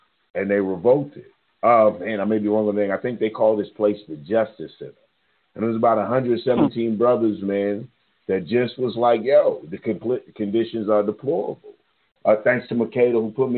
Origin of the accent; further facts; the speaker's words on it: Louisville, Kentucky, United States; I'm from Louisville.